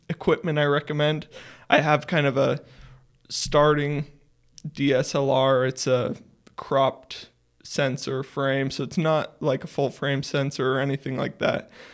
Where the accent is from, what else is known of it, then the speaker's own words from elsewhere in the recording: Sugar City, Idaho, United States; I was born in Sugar City. Uh, it's a tiny town in Idaho, about a thousand people